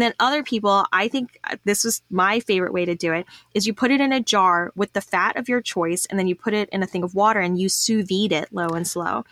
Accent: Texas, United States; I'm a Texan

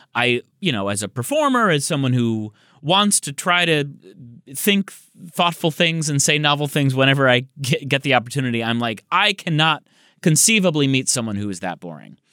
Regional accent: Michigan, United States; now in Los Angeles, United States; I'm from Michigan.

